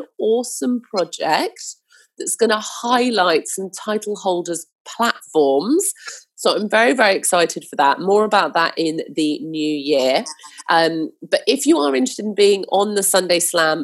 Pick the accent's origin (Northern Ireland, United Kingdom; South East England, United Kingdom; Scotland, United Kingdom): South East England, United Kingdom; Hampshire; I grew up in Hampshire